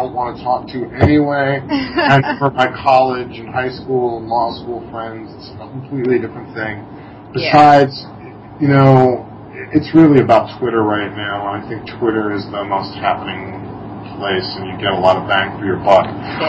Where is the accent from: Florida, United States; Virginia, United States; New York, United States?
New York, United States; Massapequa Park; accent: bridge and tunnel; But I grew up in Massapequa Park, Long Island, and it was very much like that character Coffee Talk.